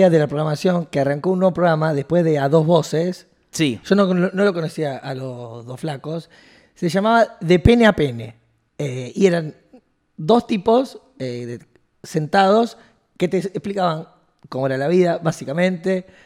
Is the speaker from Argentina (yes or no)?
yes; Rosario, Santa Fe, Argentina; Te digo como lo veo yo, como dos rosarinos. Yo lo veo como rosarino siempre.